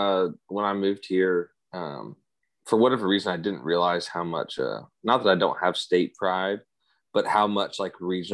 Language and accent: English; Springfield, Missouri, United States; now in Tennessee, United States; the part that I'm from in Springfield, Missouri, which is like 30 miles north of Branson, reminds me a lot of here.